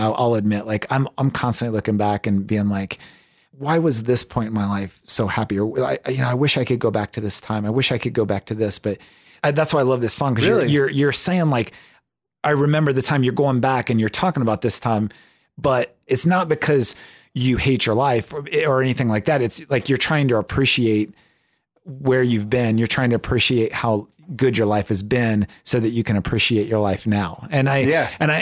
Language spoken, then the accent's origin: English; Ohio, United States; I grew up on a farm, and like I grew up in Ohio